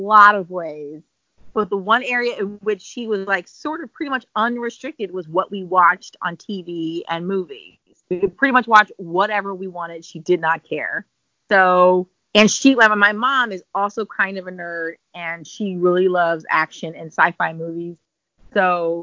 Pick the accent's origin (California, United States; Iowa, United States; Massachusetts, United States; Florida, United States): California, United States; San Francisco; I grew up in San Francisco, so it's just a liberal enough city